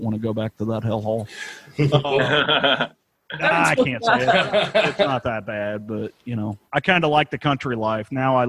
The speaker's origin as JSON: {"language": "English", "country": "United States", "said": "we're American."}